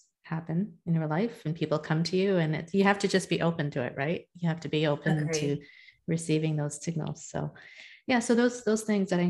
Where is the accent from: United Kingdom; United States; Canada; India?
India; I'm a Hindu, I'm Indian